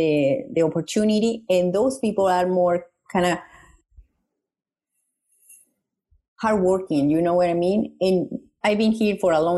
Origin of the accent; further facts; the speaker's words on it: Mexico; now in Canada; I'm from Mexico.